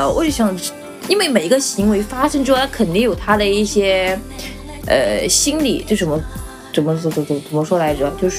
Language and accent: Chinese; Chongqing, China; 我们也是南方啊